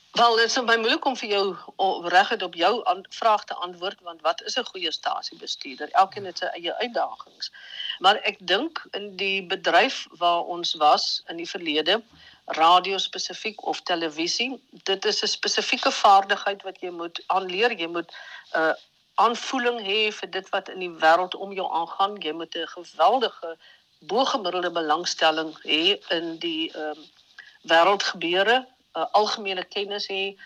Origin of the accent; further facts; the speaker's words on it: Vredendal, Western Cape, South Africa; Gebore en getoe in Vredendal, so op die kant van Namakoland